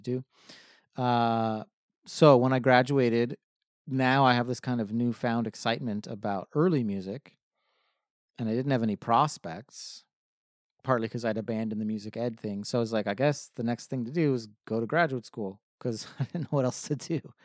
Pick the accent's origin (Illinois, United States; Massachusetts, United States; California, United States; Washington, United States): California, United States; Hemet; now in San Diego, United States; I grew up in Hemet, California, which is about a hundred miles north of here in Riverside County